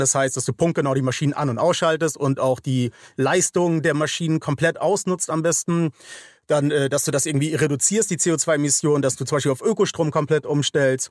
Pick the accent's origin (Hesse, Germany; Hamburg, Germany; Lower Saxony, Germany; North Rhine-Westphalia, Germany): Hamburg, Germany; ich komme aus Hamburg, St. Georg